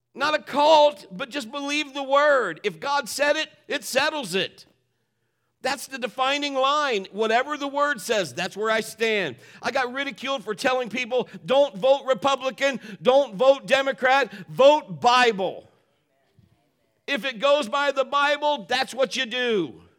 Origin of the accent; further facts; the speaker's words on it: Marion, United States; moved away as an adult; I was born and raised in Marion. I am a Marionite